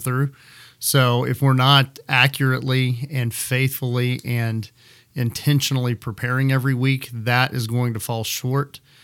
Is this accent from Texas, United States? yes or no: yes; Midland, Texas, United States; moved away as an adult; also born or lived in Florida / Kansas City; I am a native Midlander. Uh, I grew up in Midland